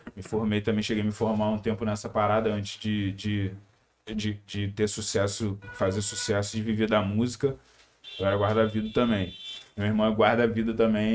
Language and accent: Portuguese; Teresópolis, Rio de Janeiro, Brazil; Na favela de Teresópolis. É, Teresópolis, estado do Rio